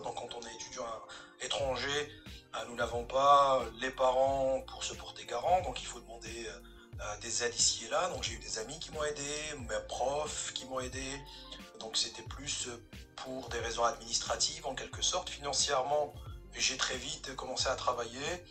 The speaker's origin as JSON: {"language": "French", "town": "Béjaïa", "region": "Béjaïa Province", "country": "Algeria", "also_born_or_lived": "Marseille, France / Aix-en-Provence, France", "moved": "as an adult", "said": "j'ai 36 ans, je viens de Béjaïa en Algérie"}